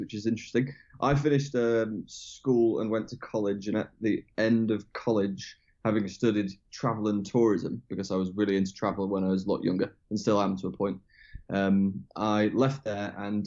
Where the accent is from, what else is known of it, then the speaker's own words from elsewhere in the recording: Sheffield, Yorkshire and the Humber, United Kingdom; moved away as an adult; now in London, United Kingdom; my hometown of Sheffield